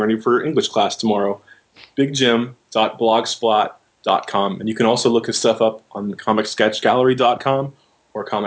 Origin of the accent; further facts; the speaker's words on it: Monroeville, Pennsylvania, United States; moved away; also born or lived in Pittsburgh; my hometown of Pittsburgh/Monroeville, where I went to high school